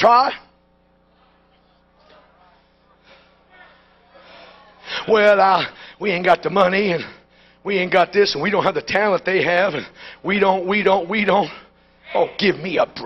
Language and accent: English; New York City, New York, United States; When I was raised in New York City, they used to give you this little cliche in school.